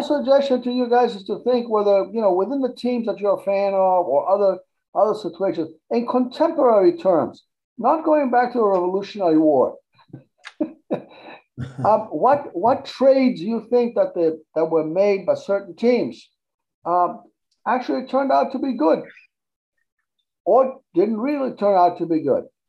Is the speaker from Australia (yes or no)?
no; Argentina; now in United States; I didn't grow up in this country, but when I when I grew up in Argentina